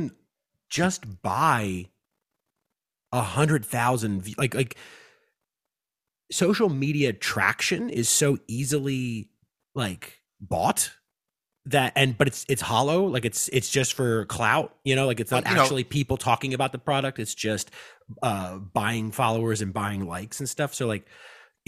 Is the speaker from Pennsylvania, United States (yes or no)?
yes; Western Pennsylvania, United States; I'm from the Midwest, dude. Western Pennsylvania is the Midwest